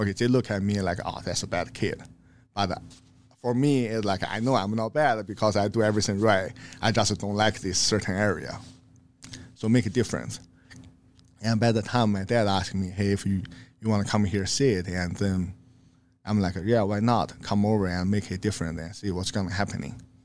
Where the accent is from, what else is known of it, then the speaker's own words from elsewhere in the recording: China; English is a second language; moved away as an adult; now in Omaha, United States; I grew up in China